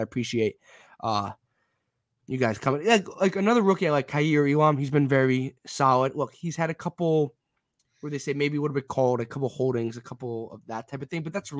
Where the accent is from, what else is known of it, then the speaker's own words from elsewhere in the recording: Westchester, New York, United States; also born or lived in Rhode Island; I'm from Westchester, New York. So I live in Westchester, New York. I go to school in Rhode Island, but I'm from Westchester, New York. So I'm 45 minutes from Jets-Giants games.